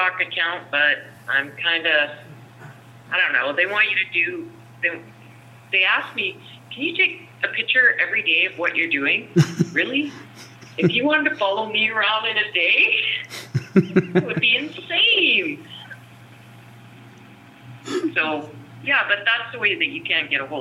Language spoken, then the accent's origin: English; Fernie, British Columbia, Canada; my hometown of Fernie